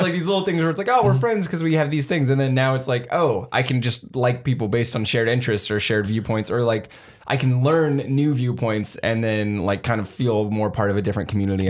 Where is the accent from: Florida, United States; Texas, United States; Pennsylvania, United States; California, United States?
California, United States; San Jose; moved away as an adult; now in Bellingham, United States; my friends who stayed in San Jose